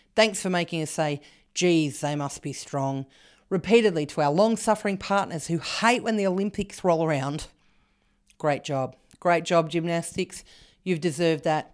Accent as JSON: {"language": "English", "town": "Canberra", "region": "Australian Capital Territory", "country": "Australia", "tie": "born or raised there", "said": "I grew up in Canberra"}